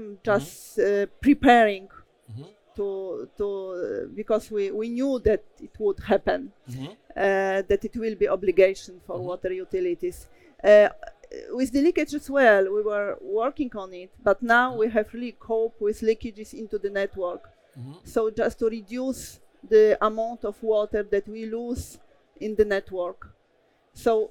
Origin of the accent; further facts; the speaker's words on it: Poland; I come from Poland